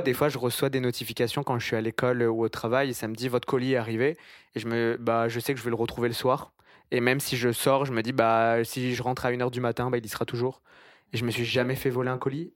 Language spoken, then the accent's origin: French; France; now in Montreal, Canada; je viens de France